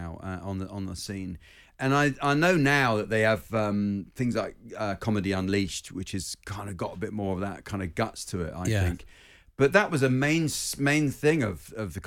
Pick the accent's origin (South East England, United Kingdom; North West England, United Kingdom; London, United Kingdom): South East England, United Kingdom; Winchester; I'm from Winchester